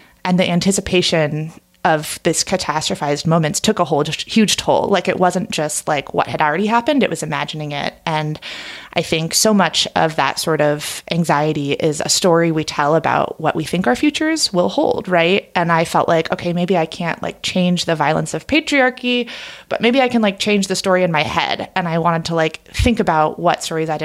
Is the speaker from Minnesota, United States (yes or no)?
no; Oregon, United States; my home state of Oregon